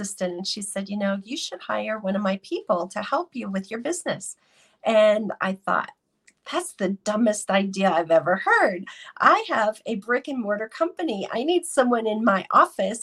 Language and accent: English; Denver, Colorado, United States; I am from Denver, Colorado